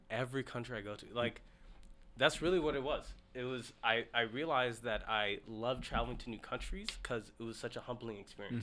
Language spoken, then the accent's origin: English; Seattle, Washington, United States; also born or lived in Ethiopia; moved out to straight to Seattle, and I've mm. been in Seattle ever since. Mm-hmm. I did high school, college, first official job located at Seattle